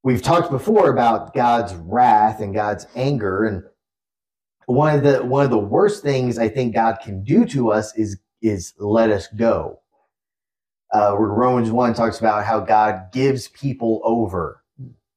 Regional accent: Dallas, Texas, United States; accent: Southern; I'm from Dallas

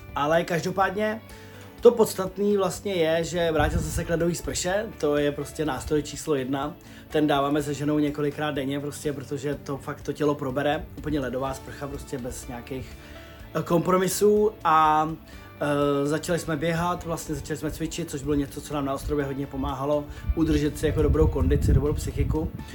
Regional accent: Czechia; jsme z Čech

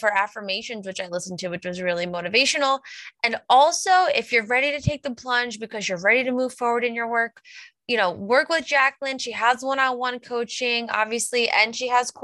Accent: Long Island, New York, United States; moved away as an adult; also born or lived in Albany, New York / Saratoga Springs, New York; We're from Long Island.

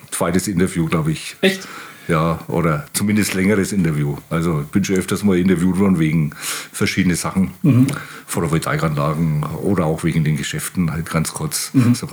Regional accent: Bavaria, Germany; born there; eigentlich immer mehr geschimpft wie Ostpreuß, ostpreußischer Soldat oder Offizier, was mich als gebürtigen Franken dann oft einmal genervt hat.

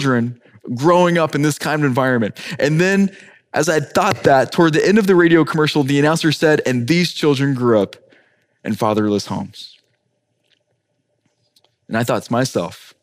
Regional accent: Ireland; now in Miami, United States; as an Irishman myself

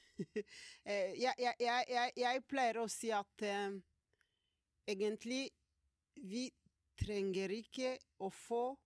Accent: South Kivu, DR Congo; Norwegian is a second language; moved away as an adult; now in Norway; kommer fra delen av Kongo

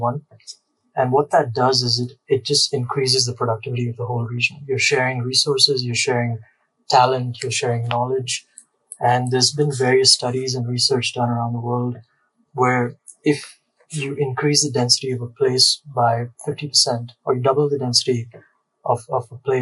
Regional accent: India; moved away; I'm from India. I grew up here, but I've never worked here

